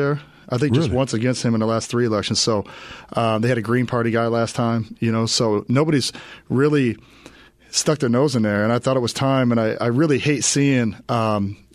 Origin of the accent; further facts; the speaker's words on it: Fort Wayne, Indiana, United States; also born or lived in Auburn, Indiana; now in Arizona, United States; I'm originally from Fort Wayne, Indiana/Auburn, Indiana